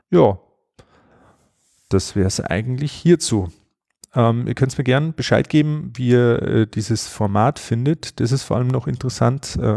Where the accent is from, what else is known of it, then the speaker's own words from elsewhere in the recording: Bavaria, Germany; auch relativ handig, wie man bei uns in Bayern sagt.